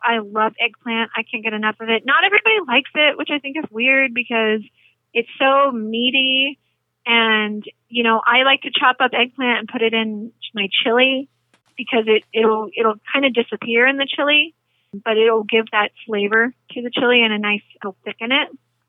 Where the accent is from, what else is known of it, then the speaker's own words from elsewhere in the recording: the South, United States; Collard greens, because I'm from the South originally, definitely a favorite. Grew up with it.